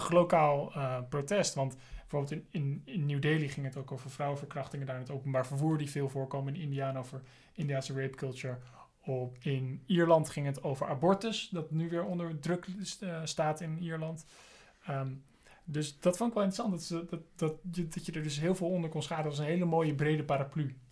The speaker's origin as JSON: {"language": "Dutch", "town": "Amsterdam", "region": "North Holland", "country": "Netherlands", "tie": "born or raised there", "also_born_or_lived": "Scotland", "said": "ik ben zelf geboren in Amsterdam"}